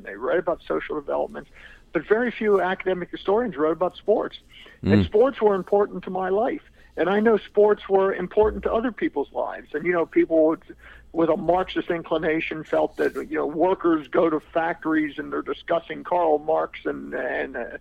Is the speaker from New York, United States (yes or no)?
no; Camp Hill, Pennsylvania, United States; moved away; also born or lived in Texas; I grew up in Pennsylvania and grew up in a little town called Camp Hill